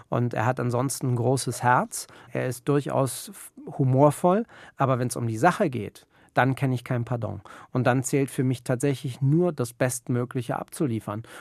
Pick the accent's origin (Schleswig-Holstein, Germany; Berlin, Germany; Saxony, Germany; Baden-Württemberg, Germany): Berlin, Germany; Und ähm, als Berliner hast du einfach eine, ein anderes Mindset. Du bist in, in einer vibrierenden Stadt groß geworden